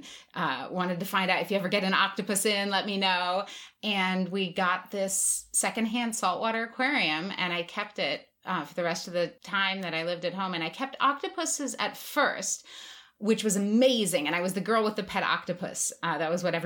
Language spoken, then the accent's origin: English; Los Angeles, California, United States; I grew up in Los Angeles